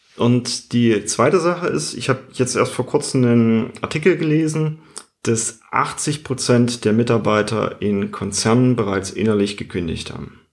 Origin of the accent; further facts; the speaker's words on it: Germany; bei uns in Deutschland